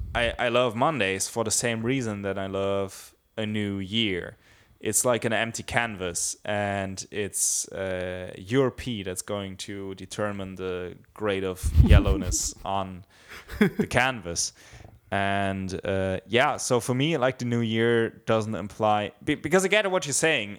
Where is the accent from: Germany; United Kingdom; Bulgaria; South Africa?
Germany; Bavaria; I grew up in Bavaria, there's a very big Christian emphasis.